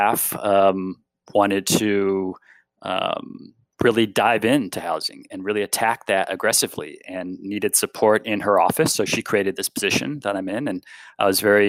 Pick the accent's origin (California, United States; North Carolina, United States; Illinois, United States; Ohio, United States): California, United States; Bay Area; I was born and raised in the Bay Area